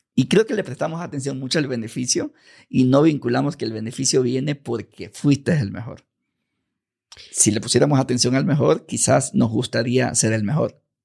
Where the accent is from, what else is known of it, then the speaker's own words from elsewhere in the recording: Ecuador; de pequeño, barrio marginal, yo soy ecuatoriano